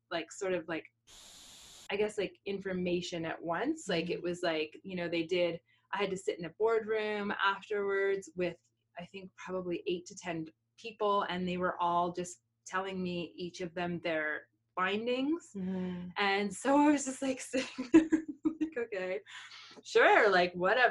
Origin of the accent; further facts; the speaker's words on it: Halifax, Nova Scotia, Canada; moved away; I'm from Halifax.